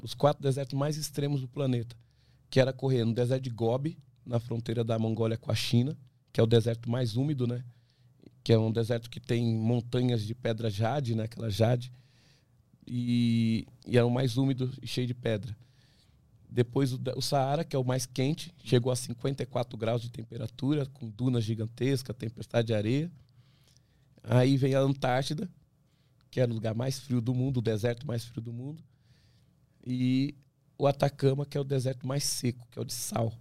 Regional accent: Brazil; eu sou brasileiro

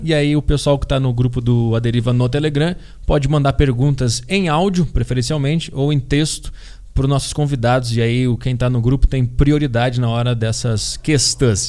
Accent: Porto Alegre, Rio Grande do Sul, Brazil; now in São Paulo, Brazil; me fez vir para São Paulo, que eu sou de Porto Alegre

